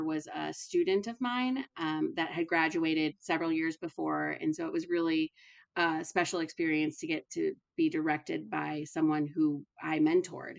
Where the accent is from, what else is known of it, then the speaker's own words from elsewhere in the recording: Minnesota, United States; moved away as an adult; also born or lived in Alabama; now in Lawrence, United States; I'm originally from Minnesota, and I moved to the South to go to school